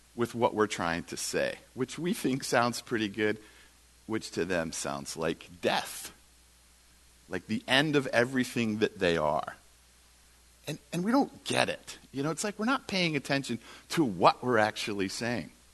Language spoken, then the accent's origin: English; United States; we're the American Christians